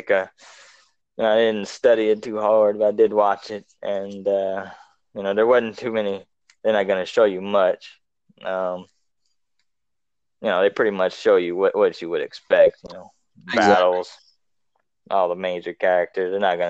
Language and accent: English; South Louisiana, United States; we are from South Louisiana